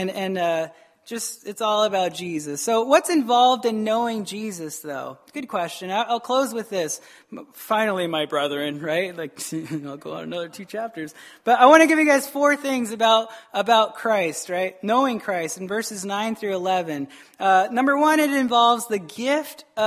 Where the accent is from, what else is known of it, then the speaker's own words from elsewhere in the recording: United States; we're American